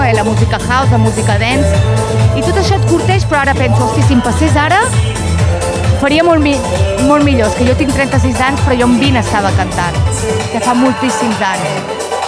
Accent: Manlleu, Catalonia, Spain; moved away; also born or lived in Vic / Barcelona; Era molt petitoneta, estava en un poble, a Manlleu

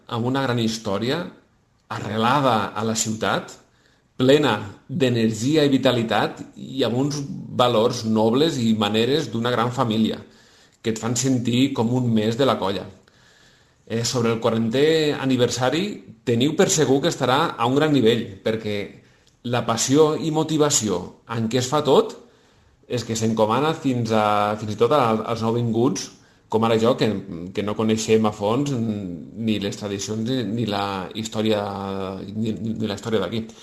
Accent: Caseres, Catalonia, Spain; now in Sabadell, Spain; Hola, sóc …. Visc a Sabadell des de fa 3 anys. Vinc de Caseres, un poble petit de Tarragona

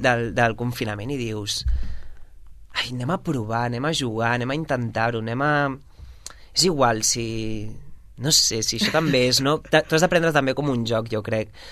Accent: Sabadell, Catalonia, Spain; now in Barcelona, Spain; sóc de Sabadell i molt orgullós

